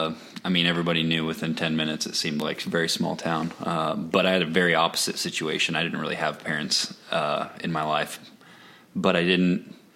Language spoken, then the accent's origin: English; Eastern Washington, United States; moved away as an adult; I grew up in Eastern Washington, very rural town. One high school, two middle schools, a few elementary schools.